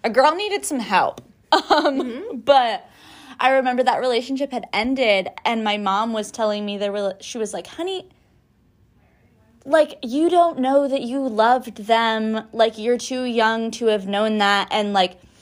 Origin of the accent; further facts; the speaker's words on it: Humboldt, California, United States; moved away; I'm from Humboldt